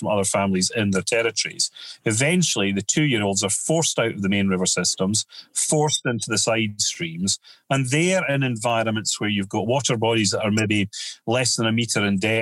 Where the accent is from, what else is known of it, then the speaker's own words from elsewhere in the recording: United Kingdom; we're just born and we're British